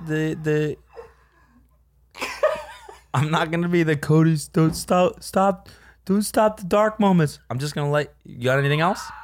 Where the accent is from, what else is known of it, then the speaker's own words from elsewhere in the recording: Calgary, Alberta, Canada; I'm a really, like, bad Calgarian